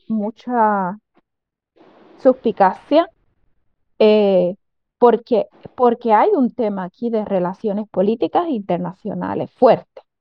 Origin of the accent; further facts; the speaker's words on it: Puerto Rico; somos parte del Caribe, somos caribeños